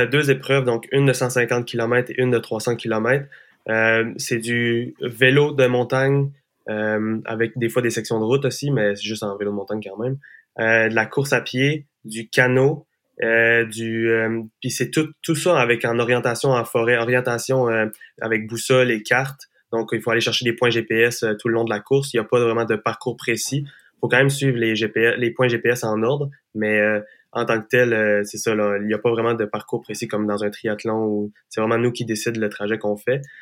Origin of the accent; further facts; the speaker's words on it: Gaspésie, Quebec, Canada; je viens de la Gaspésie, on a plein de sentiers pédestres, puis j'ai toujours fait de la trail